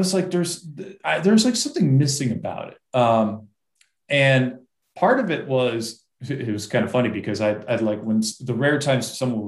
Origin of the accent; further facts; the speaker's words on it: Massachusetts, United States; I grew up in Massachusetts